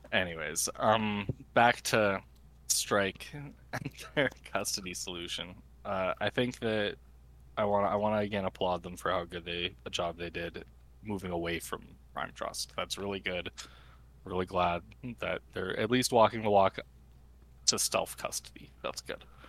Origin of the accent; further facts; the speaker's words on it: Canada; I try to use every exchange in Canada available to me as a Canadian